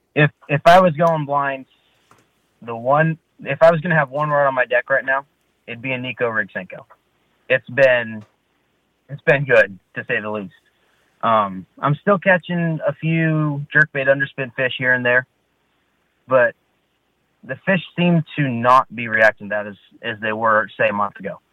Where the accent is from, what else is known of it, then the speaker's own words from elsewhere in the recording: Turlock, California, United States; I was born and raised in Turlock